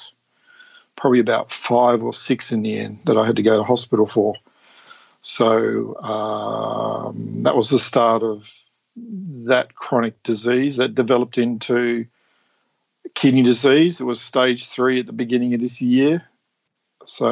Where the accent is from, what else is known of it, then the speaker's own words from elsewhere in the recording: Tasmania, Australia; moved away as an adult; I was born in Tasmania. 6 kids, Salvation Army upbringing, so Christian church upbringing. Standard, was it meat and 3 veg meals growing up. Left Tasmania in the mid-90s to join the Air Force